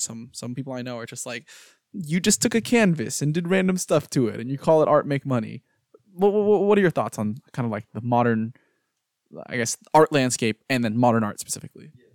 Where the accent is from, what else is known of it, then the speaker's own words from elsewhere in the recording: Houston, Texas, United States; now in Austin, United States; I'm from Houston, and we have the Museum of Fine Arts in Houston